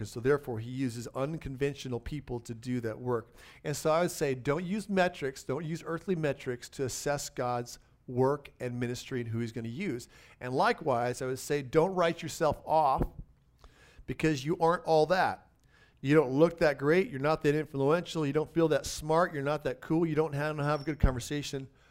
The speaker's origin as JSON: {"language": "English", "country": "United States", "tie": "born or raised there", "said": "I happen to be an American citizen"}